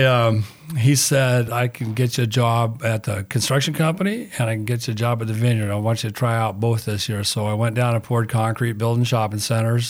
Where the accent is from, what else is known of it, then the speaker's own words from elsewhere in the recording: Rancho Palos Verdes, California, United States; also born or lived in Napa Valley, California; We lived in Palos Verdes in a town called Lunada Bay. It's now called Rancho Palos Verdes. It's all the million-dollar houses. When I grew up out there